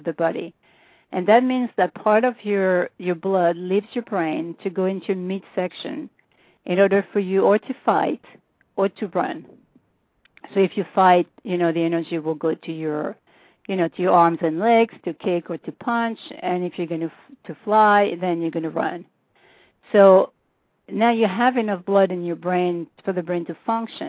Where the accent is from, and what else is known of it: France; accent: French